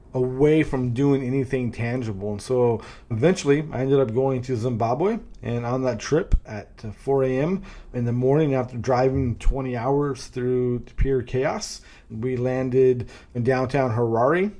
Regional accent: Northern California, United States; now in Raleigh, United States; I grew up in Northern California

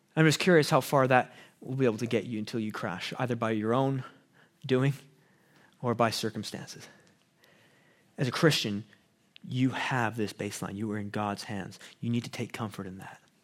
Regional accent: Abbotsford, British Columbia, Canada; also born or lived in Chicago; I grew up in Abbotsford

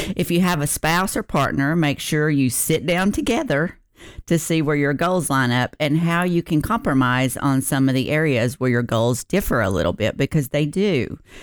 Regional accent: the South, United States; I'm from the South

